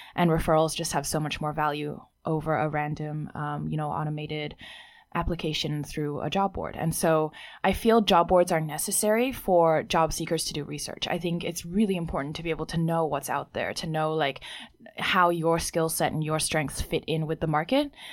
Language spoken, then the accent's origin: English; Hong Kong; also born or lived in Sydney, Australia; now in Beijing, China; I grew up in Hong Kong but didn't learn Mandarin